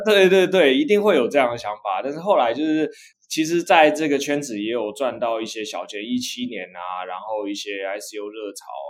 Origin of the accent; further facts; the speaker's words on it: Hsinchu, Taiwan; 我是来自新竹的